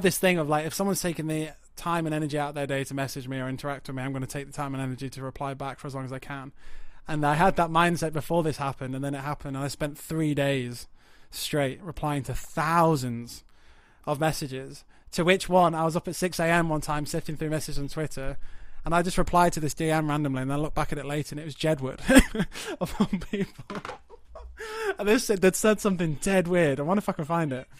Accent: Yorkshire and the Humber, United Kingdom; moved away as an adult; also born or lived in High Wycombe; I moved from North Yorkshire and, uh, you know, grew up in towns and villages

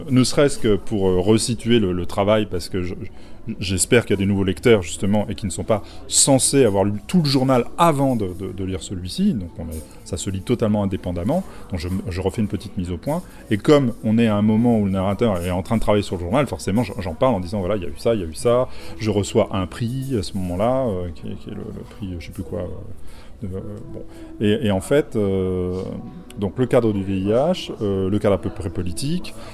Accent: La Rochelle, Nouvelle-Aquitaine, France; Et puis c'est La Rochelle qui est ma ville natale au demeurant.

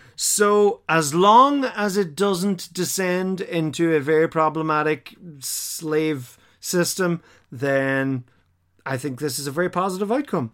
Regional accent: Ireland; we as Irish people recognize the shape of Ireland instantly.

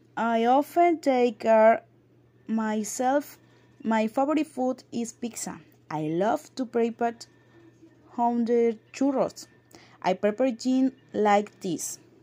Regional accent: Campeche, Mexico; English is a second language; now in Playa del Carmen, Mexico; I am from Ismael in states of Campeche, but, uh, but I actually live in Playa del Carmen, Quintana Roo

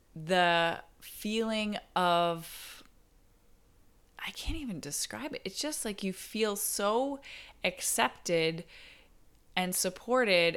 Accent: Barrie, Ontario, Canada; moved away; I went back to my hometown, Barrie

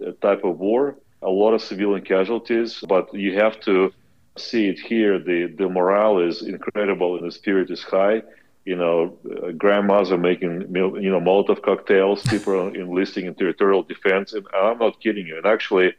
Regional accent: Kazakhstan; moved away as an adult; also born or lived in Belarus / United States; now in Lviv, Ukraine; I was born in Belarus, grew up in Kazakhstan

